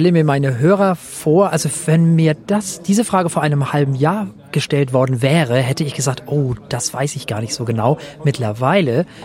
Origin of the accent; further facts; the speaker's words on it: Flensburg, Schleswig-Holstein, Germany; Ich komme aus Deutschland, allerdings aus Flensburg, was bedeutet, dass ich deutscher Staatsbürger dänischer Nationalität bin.